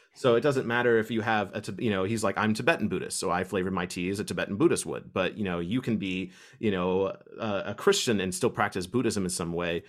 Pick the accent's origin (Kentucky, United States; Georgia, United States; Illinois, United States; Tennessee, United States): Kentucky, United States; I was from Kentucky